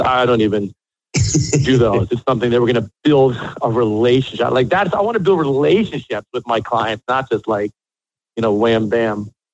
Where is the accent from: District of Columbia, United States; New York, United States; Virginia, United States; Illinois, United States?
Illinois, United States; Chicago; moved away as an adult; also born or lived in Miami, Florida; now in Miami Beach, United States; I'm born and raised in Chicago.